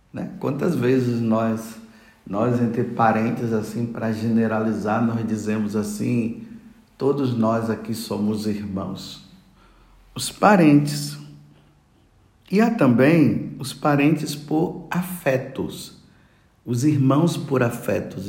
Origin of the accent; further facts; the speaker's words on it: Brazil; also born or lived in Bethlehem; Todos nós somos os brasileiros